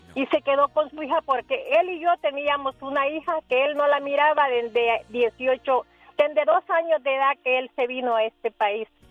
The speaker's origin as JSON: {"language": "Spanish", "country": "El Salvador", "moved": "yes", "lives_now": "Las Vegas, United States", "said": "nosotros somos del Salvador"}